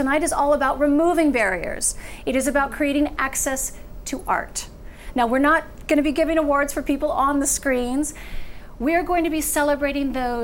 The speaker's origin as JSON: {"language": "English", "town": "Woodland", "region": "California", "country": "United States", "tie": "born or raised there", "said": "we're from the same hometown, Woodland, California"}